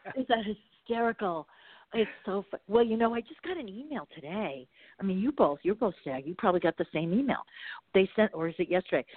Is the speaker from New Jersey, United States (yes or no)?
yes; Bergenfield, New Jersey, United States; moved away as an adult; also born or lived in Malibu; now in Marina del Rey, United States; I grew up in New Jersey, but I not near the water in Bergenfield